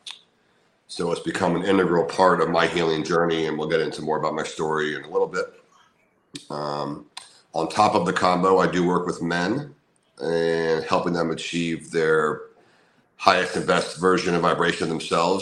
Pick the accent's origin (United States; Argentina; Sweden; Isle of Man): United States; Orlando, Florida; moved away as an adult; move back to my hometown of Orlando, Florida